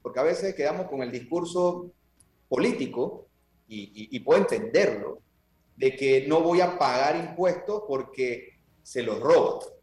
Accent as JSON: {"language": "Spanish", "country": "Panama", "said": "como panameños"}